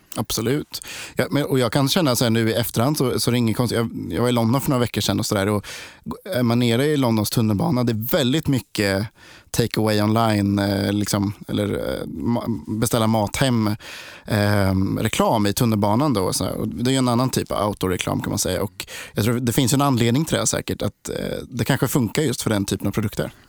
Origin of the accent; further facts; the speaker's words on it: Linköping, Östergötland, Sweden; Jag, jag är också från Linköping. Eller jag är från Linköping.